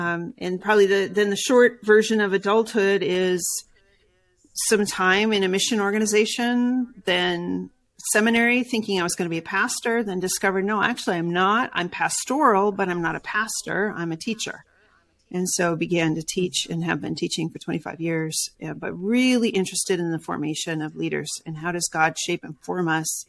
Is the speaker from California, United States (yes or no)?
yes; California, United States; also born or lived in Brazil / South Carolina; because I was born in South Carolina, grew up in Brazil, then in Southern California.